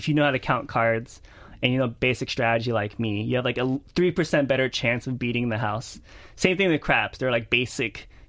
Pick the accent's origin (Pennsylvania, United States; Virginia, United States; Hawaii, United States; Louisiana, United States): Louisiana, United States; Lake Charles; I grew up in Lake Charles a lot, mm-hmm. like because it's like close to Houston, right.